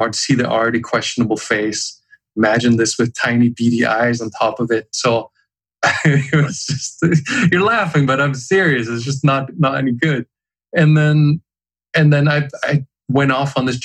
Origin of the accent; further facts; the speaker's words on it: Germany; I was growing up in Germany.